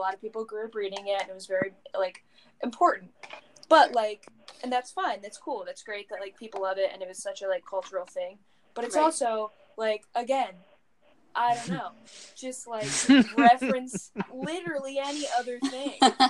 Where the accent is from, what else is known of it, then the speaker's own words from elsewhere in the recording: Central Pennsylvania, United States; I'm from Central PA.